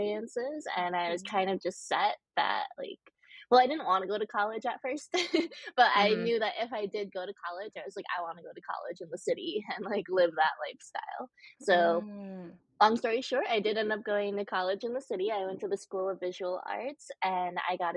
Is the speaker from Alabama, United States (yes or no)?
no; Connecticut, United States; moved away as an adult; also born or lived in Southern China; now in New York City, United States; I was adopted from Southern China when I was 6 months old. And then I was raised in a small city in Connecticut.